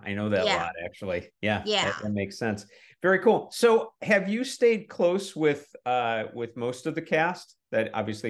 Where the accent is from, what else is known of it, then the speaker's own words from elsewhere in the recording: Milwaukee, Wisconsin, United States; moved away; I'm from Milwaukee, by the way, originally